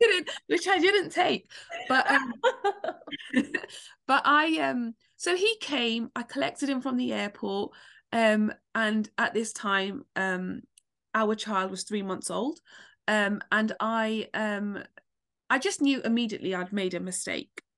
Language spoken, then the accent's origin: English; London, United Kingdom; I'm from London